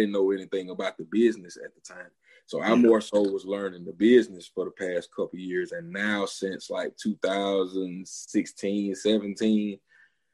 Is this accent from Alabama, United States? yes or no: yes; Gaston, Alabama, United States; accent: southern; I'm from Alabama. I'm from Gaston, Alabama.